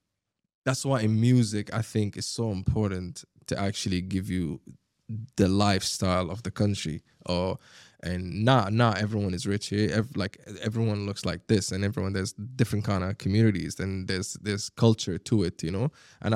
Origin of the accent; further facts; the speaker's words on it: Sharjah, United Arab Emirates; English is a second language; also born or lived in Abu Dhabi; I grew up in Sharjah, right?